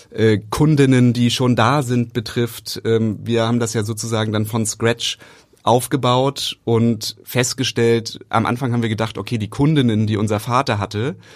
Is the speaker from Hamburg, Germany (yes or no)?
yes; Hamburg, Germany; moved away as an adult; now in Berlin, Germany; Also, weil wir kommen ja aus Hamburg.